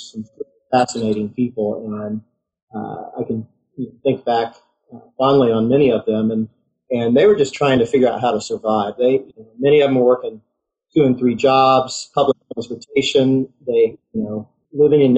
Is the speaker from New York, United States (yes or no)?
no; Muncie, Indiana, United States; I grew up in Muncie, Indiana